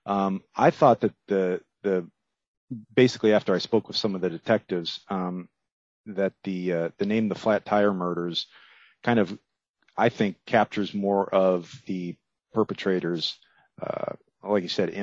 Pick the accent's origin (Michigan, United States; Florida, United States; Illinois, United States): Florida, United States; Miami; I grew up there in Miami